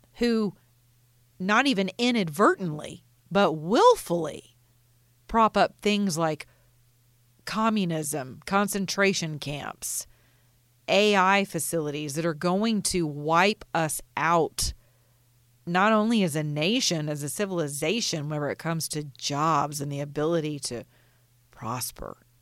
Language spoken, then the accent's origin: English; United States; as an American